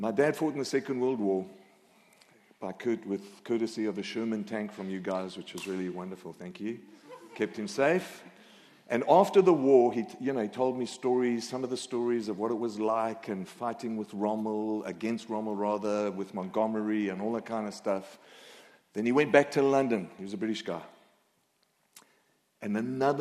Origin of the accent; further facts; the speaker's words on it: Australia; accent: Aussie; now in North Carolina, United States; My accent is Aussie